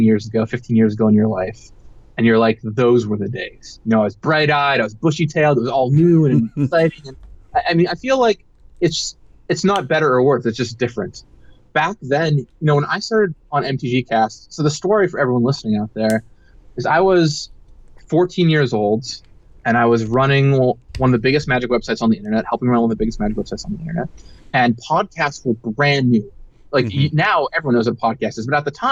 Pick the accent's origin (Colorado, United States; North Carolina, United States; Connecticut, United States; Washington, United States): Washington, United States; Seattle; I grew up in Seattle